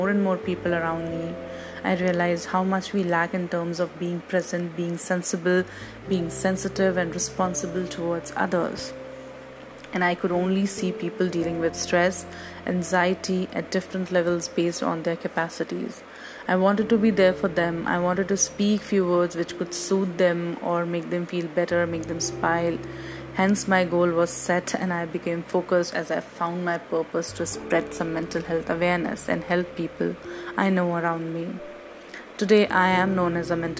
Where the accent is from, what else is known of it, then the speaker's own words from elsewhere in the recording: India; from India